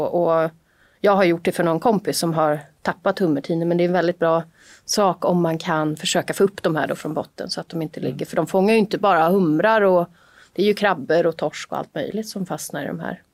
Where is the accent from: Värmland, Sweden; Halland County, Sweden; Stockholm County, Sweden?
Stockholm County, Sweden; Haninge; Jag är ju då från Jordbro, en ganska tafflig förort till Stockholm.